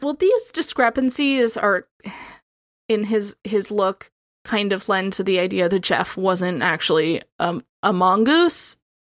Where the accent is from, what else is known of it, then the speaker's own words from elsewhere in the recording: Midwest, United States; accent: Midwestern; my perfect Midwestern accent